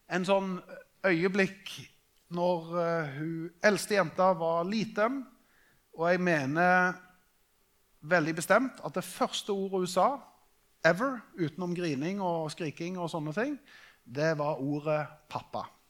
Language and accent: Norwegian; Norway; vi er nordmenn